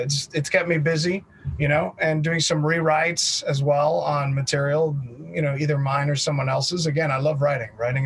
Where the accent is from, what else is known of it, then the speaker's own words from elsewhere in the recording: United States; I am U.S. born and bred and basically considered completely a U.S. citizen